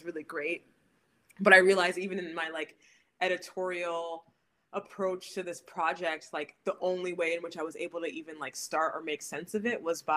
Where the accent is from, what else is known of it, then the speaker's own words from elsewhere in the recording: New York, United States; growing up in the States and also growing up in New York